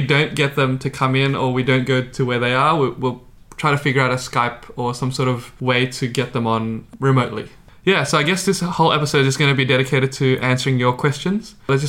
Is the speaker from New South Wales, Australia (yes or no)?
yes; Sydney, New South Wales, Australia; we're all from Sydney